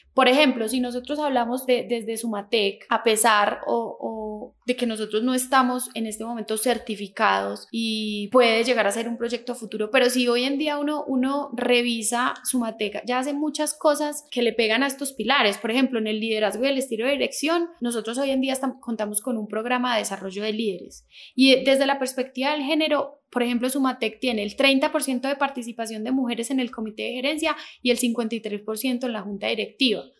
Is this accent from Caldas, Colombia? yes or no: yes; Manizales, Caldas, Colombia; moved away as an adult; also born or lived in France / Bogotá; now in Manizales, Colombia; nací aquí en Manizales, digamos que hace mucho tiempo me fui de Manizales, hace 15 años me había ido de Manizales